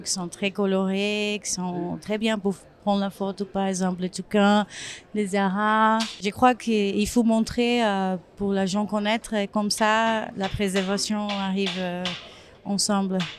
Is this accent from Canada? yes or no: no; Brazil; French is a second language; je suis brésilienne.